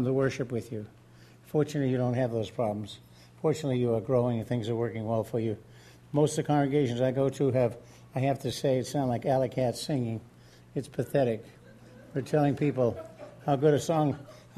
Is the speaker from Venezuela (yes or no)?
no; New England, United States; I'm from New England